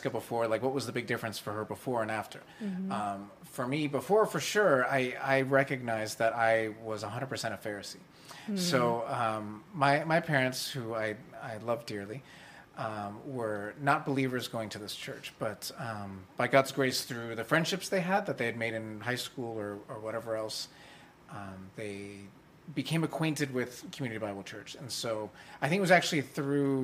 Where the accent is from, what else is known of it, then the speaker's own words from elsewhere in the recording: Vallejo, California, United States; I grew up in Northern California. I was born in a town called Vallejo.